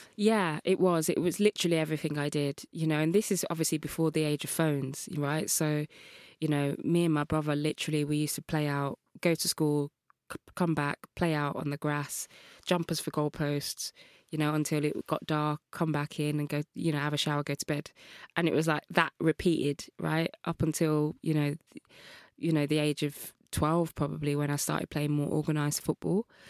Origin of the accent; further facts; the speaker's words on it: Birmingham, West Midlands, United Kingdom; I grew up in Birmingham, Kings Norton, Birmingham